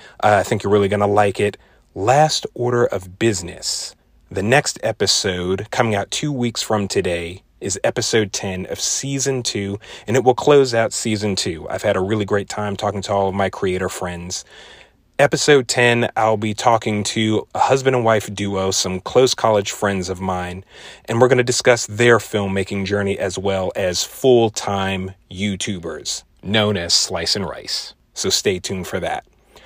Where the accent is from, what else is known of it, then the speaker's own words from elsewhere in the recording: DMV, United States; I'm talking to a DMV creator from my hometown area.